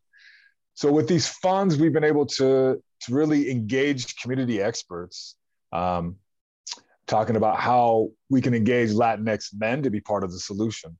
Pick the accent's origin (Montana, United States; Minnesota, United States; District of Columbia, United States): Montana, United States; Troy; now in Idaho, United States; I grew up in Western Montana, Troy